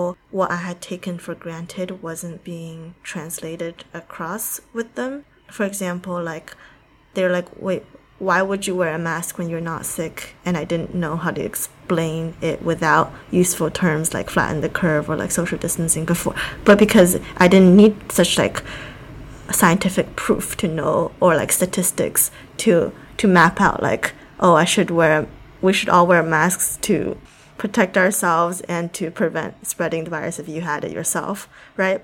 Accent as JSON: {"language": "English", "region": "Shanghai", "country": "China", "tie": "born or raised there", "moved": "yes", "lives_now": "United States", "said": "I grew up in Shanghai"}